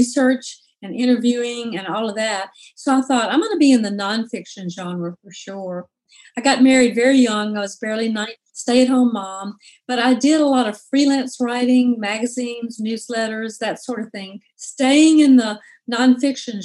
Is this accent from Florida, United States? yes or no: no; Jackson, Mississippi, United States; moved away as an adult; also born or lived in Oxford, Mississippi; now in Memphis, United States; I grew up in Jackson, Mississippi, and went to school in Oxford, Ole Miss